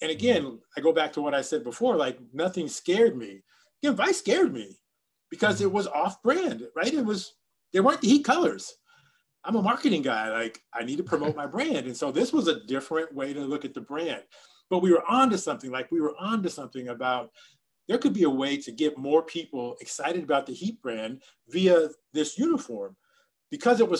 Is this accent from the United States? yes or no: yes; Miami, Florida, United States